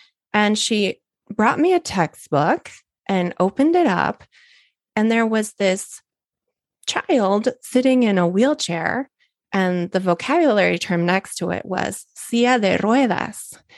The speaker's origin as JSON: {"language": "English", "region": "Minnesota", "country": "United States", "tie": "born or raised there", "said": "Well, it's unique for a person in Minnesota to be bilingual."}